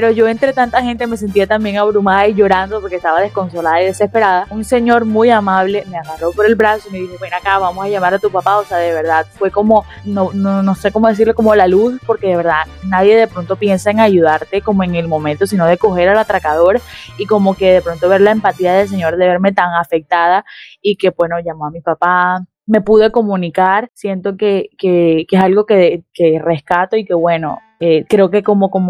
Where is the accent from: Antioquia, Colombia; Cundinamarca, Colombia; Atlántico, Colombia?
Atlántico, Colombia; Barranquilla; Yo creo que esa es una de las situaciones que de pronto a nosotros como barranquilleros de pronto nos ataca un poquito más